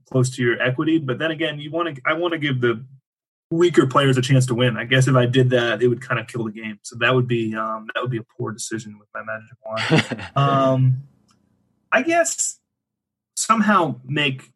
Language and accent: English; Erie, Pennsylvania, United States; moved away; my hometown where I grew up, Erie, Pennsylvania